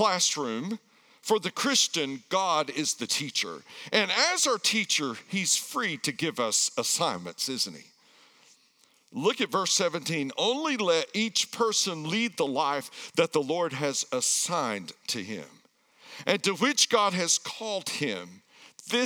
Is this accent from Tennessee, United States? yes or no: yes; Erwin, Tennessee, United States; moved away; I grew up in the backwoods of Tennessee